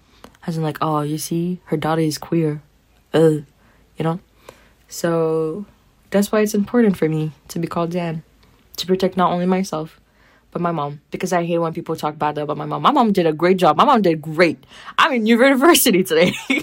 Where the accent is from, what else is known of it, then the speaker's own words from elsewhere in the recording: Haiti; moved away; Haitian descent because, like, I'm very happy about being Haitian. And, like, I grew up in Haiti and came here. But, like, the Haitian flavor and feistiness is still in me.